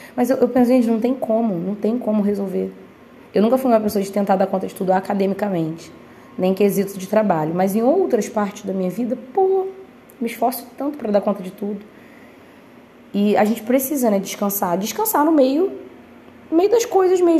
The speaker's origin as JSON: {"language": "Portuguese", "country": "Brazil", "said": "a gente ser brasileiro"}